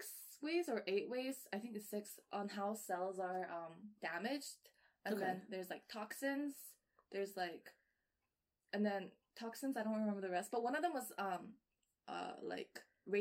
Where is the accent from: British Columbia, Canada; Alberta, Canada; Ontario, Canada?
British Columbia, Canada; Vancouver; I was born and raised in Vancouver